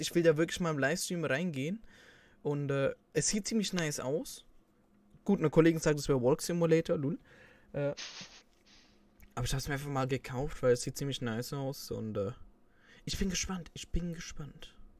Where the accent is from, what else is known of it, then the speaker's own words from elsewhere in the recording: Switzerland; bei uns in der Schweiz